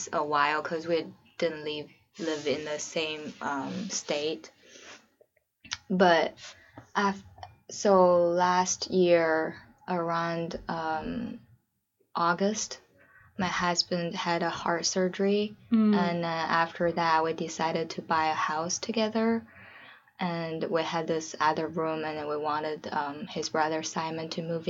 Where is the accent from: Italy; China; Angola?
China; also born or lived in San Francisco, United States; now in Portland, United States; I'm from China originally. I'm living in Portland right now with my husband.